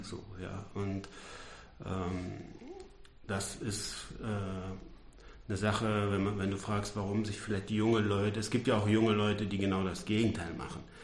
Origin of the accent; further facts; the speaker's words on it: Ruhr area, North Rhine-Westphalia, Germany; ich komme ja aus dem Ruhrgebiet